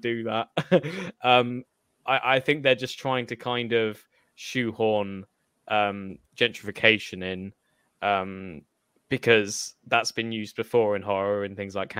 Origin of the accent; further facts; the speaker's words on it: United Kingdom; as a British person